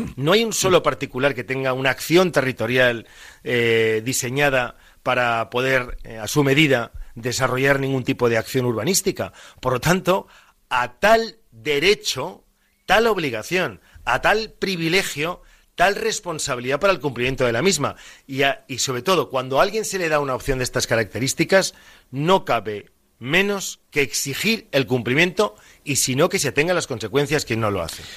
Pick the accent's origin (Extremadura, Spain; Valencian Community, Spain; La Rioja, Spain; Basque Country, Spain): Valencian Community, Spain; como valenciano